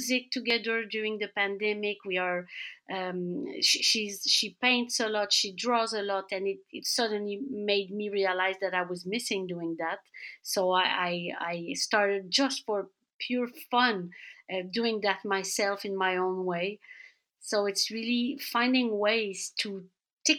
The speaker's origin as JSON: {"language": "English", "town": "Laval", "region": "Quebec", "country": "Canada", "tie": "born or raised there", "said": "I grew up in suburbia in Laval"}